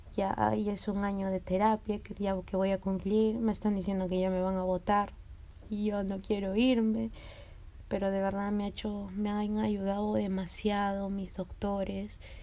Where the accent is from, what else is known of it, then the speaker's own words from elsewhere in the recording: Lima, Peru; yo soy de Lince.